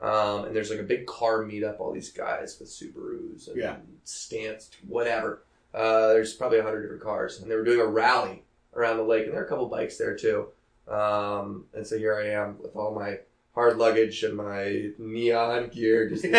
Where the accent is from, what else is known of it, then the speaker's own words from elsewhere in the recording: New York, United States; also born or lived in Boston; the East Coast, when I rode up the East Coast, that's where I grew up in New York and Boston.